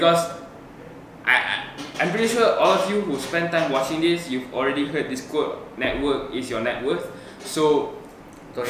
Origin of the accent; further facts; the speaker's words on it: Malaysia; as a Malaysian